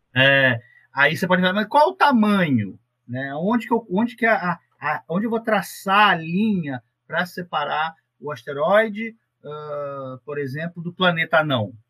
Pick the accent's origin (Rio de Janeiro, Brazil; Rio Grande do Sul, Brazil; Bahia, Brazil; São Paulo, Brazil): Rio de Janeiro, Brazil; Paracambi; eu sou de minha origem, sou fluminense. É, eu nasci numa cidade chamada Paracambi